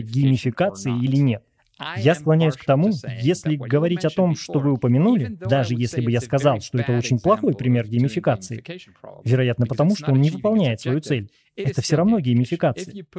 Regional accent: Venezuela; Russian is a second language; now in Spain; я не из Испании, я из Латинской Америки, из Венесуэлы

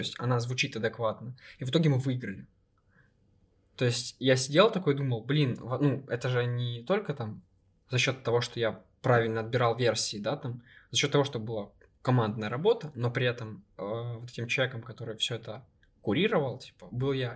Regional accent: Ukraine; я из Украины

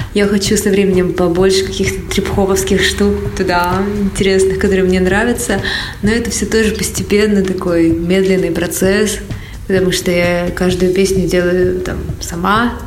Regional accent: Siberia, Russia; now in India; Я из Сибири

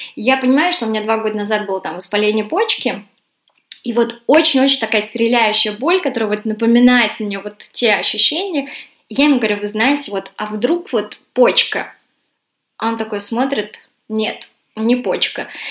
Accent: Russia; moved away as an adult; now in London, United Kingdom; я из России

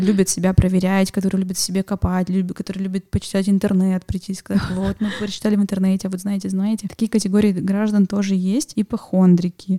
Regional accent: Yekaterinburg, Sverdlovsk Oblast, Russia; в 32-м военном городке, в котором uh-huh. я выросла на Вторчермете

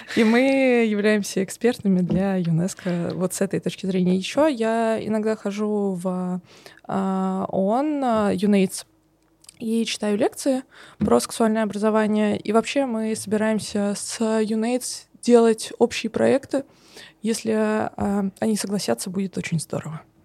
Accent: Samara, Samara Oblast, Russia; я из Самары

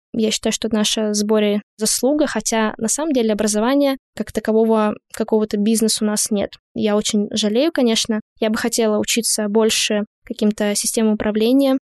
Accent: Lesnoy, Sverdlovsk Oblast, Russia; moved away; Я из города Лесной. Это Свердловская область, закрытый маленький городок. Поэтому у нас действительно было мало чего можно было достать.

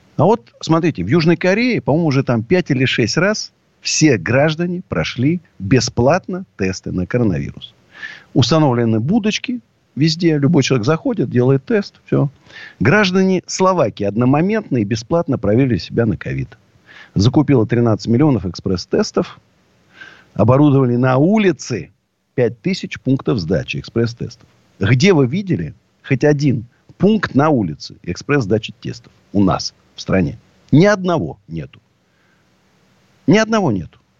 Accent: Russia; also born or lived in Moscow; я уже врос корнями так в Россию, меня уже не выдернуть

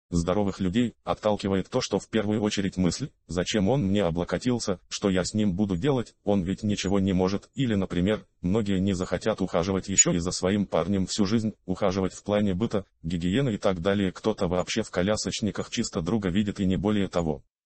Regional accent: Saint Petersburg, Russia; я родился и вырос в Питере.

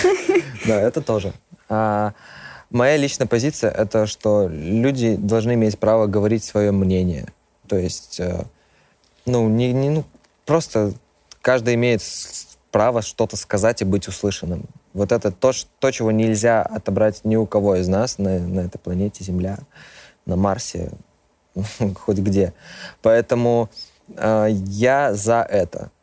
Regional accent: Minsk, Belarus; я из Беларуси. Родился в Минске.

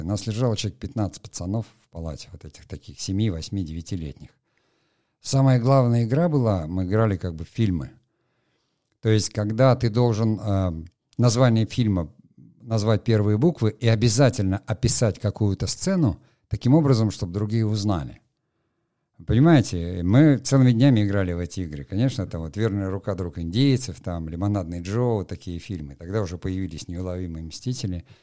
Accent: Murmansk, Murmansk Oblast, Russia; я просто там вырос, не в Териберке, а в Мурманске, э, в э, Мурманской области.

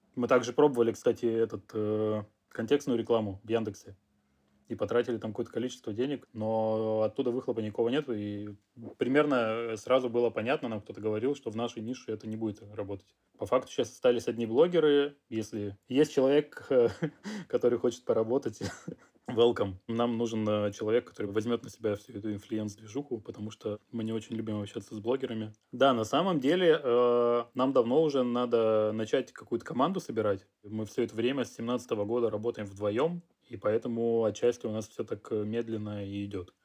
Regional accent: Russia; moved away as an adult; now in France; я из России

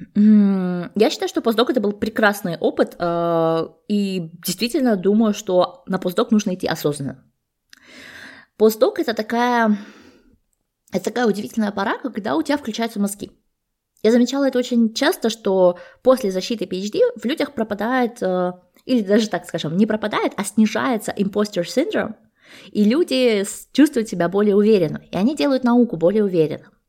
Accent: Almaty, Kazakhstan; moved away as an adult; also born or lived in Sweden; Я сама родом из Алматы, и э, бакалавры, и магистратуру я получала в своем родном городе

